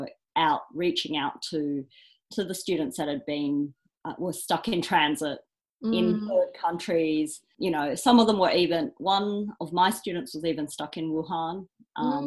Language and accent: English; Australia; I was born in Australia